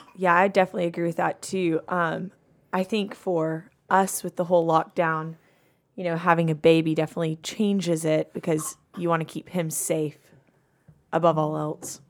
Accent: Madison, Georgia, United States; I'm from Madison, Georgia.

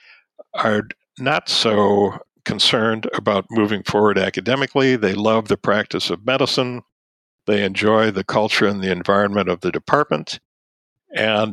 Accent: Ann Arbor, Michigan, United States; also born or lived in Tübingen / Washington, D.C.; my hometown

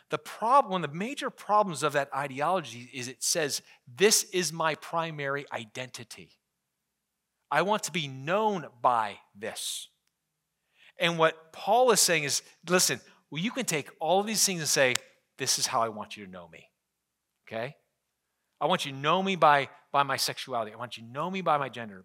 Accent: Scranton, Pennsylvania, United States; I'm from Scranton

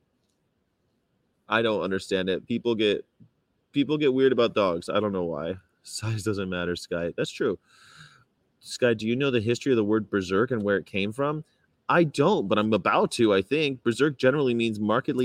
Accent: California, United States; I'm from California, traveling America

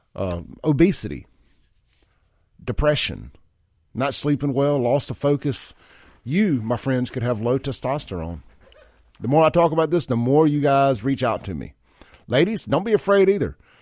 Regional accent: Mississippi, United States; I'm from Mississippi

